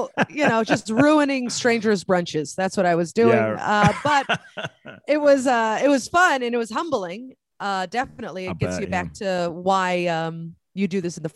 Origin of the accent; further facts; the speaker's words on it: San Francisco, California, United States; I grew up in the Bay Area, mm-hmm. San Francisco, California.